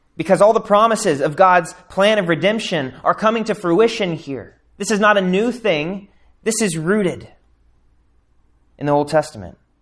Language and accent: English; United States; especially as Americans